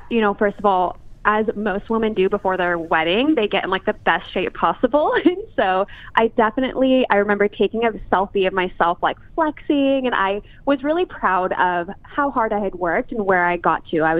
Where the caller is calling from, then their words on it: Los Angeles, California, United States; Uh, Los Angeles.